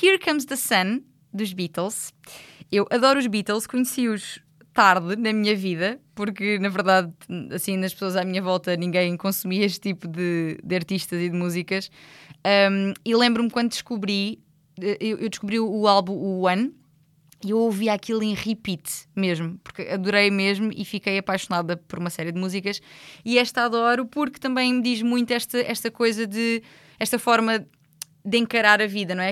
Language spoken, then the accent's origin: Portuguese; Loulé, Algarve, Portugal; eu sou de Lolé